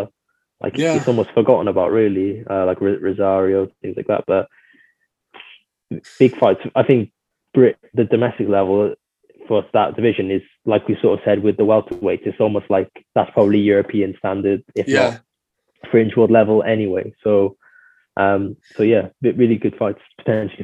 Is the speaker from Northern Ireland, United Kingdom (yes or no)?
no; Wales, United Kingdom; we really need to get behind him a bit more just as Welsh fans